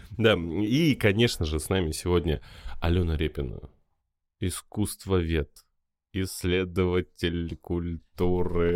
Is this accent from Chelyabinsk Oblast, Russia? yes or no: yes; Magnitogorsk, Chelyabinsk Oblast, Russia; я сам из Магнитогорска